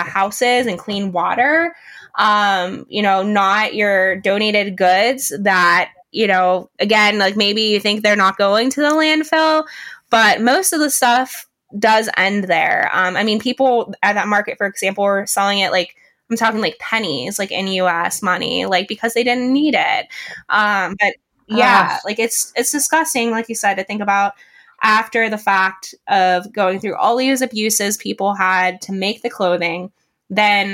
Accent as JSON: {"language": "English", "town": "Johnstown", "region": "Pennsylvania", "country": "United States", "tie": "born or raised there", "said": "my hometown, Johnstown, Pennsylvania"}